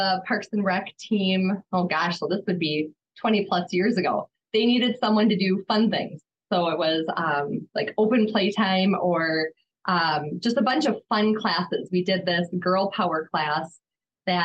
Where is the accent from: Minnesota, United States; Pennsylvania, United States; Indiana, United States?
Minnesota, United States; Elk River; also born or lived in Otsego; I grew up here in Elk River, actually lived in Otsego